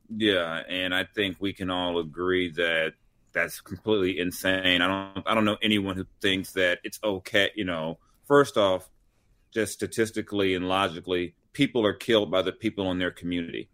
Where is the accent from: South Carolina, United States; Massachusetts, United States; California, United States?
California, United States; Long Beach; also born or lived in South Central Los Angeles; I grew up in South Central in Long Beach